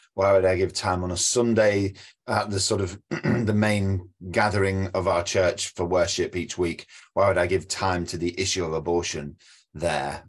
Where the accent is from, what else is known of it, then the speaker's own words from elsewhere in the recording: United Kingdom; as a Brit